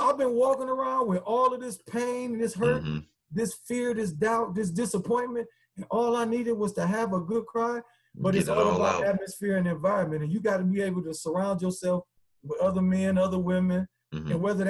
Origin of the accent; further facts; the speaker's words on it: Chicago, Illinois, United States; You know, I mean, I'm from Chicago, man. I'm a hustler.